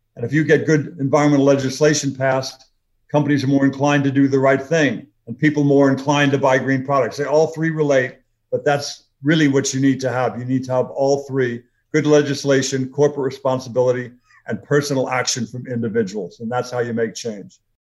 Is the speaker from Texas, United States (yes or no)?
no; Los Angeles, California, United States; I grew up in LA. I grew up in the San Fernando Valley